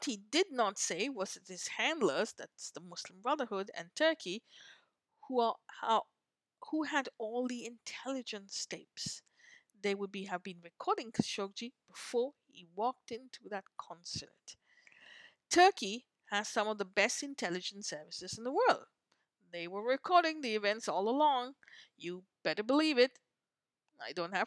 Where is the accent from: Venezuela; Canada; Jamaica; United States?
Canada; our Canadian Prime Minister